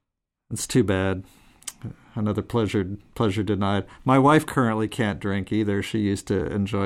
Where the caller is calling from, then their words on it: Saginaw, Michigan, United States; Saginaw, Michigan. Windy and warm today.